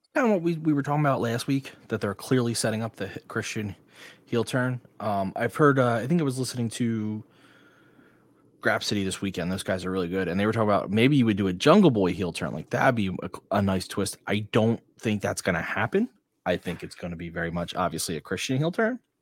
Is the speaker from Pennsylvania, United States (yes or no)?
no; Blackwood, New Jersey, United States; South Jerseys from Blackwood